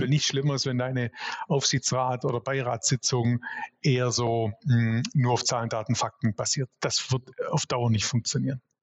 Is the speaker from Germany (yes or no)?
yes; Swabia, Baden-Württemberg, Germany; ich bin Schwabe durch und durch, bin 46 Jahre, ähm, sozusagen auch den Schwabe in die Wiege gelegt